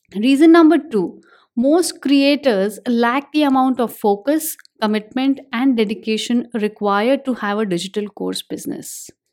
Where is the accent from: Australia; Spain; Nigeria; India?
India; I'm an Indian